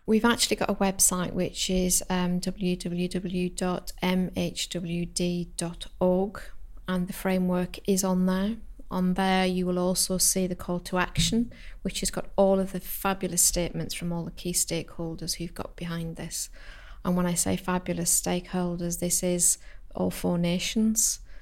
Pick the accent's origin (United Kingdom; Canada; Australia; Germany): United Kingdom; the Lake District, North West England; moved away; I'm from the Lake District originally